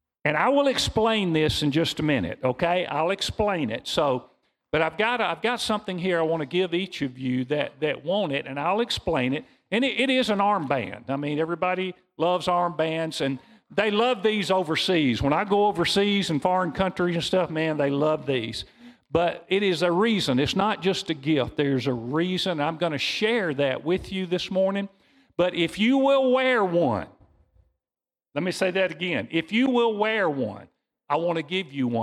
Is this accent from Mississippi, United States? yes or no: yes; Mississippi, United States; We're from Mississippi